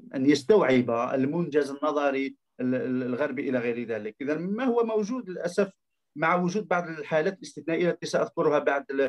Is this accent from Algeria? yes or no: yes; Algeria; عندنا في الجزائر